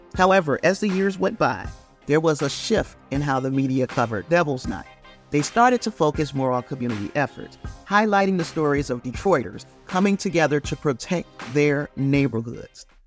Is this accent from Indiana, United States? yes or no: yes; Gary, Indiana, United States; I'm from Gary, Indiana